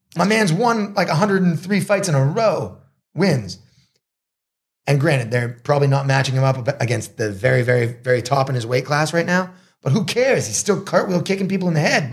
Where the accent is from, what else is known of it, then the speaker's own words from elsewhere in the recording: Marblehead, Massachusetts, United States; moved away as an adult; also born or lived in Boston, Massachusetts / Los Angeles, California; now in Thailand; I grew up in Marblehead, Massachusetts